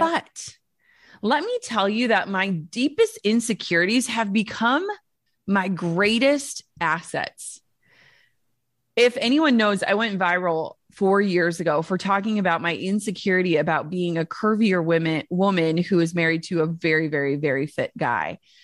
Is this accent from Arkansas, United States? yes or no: no; Minnesota, United States; I'm from Minnesota.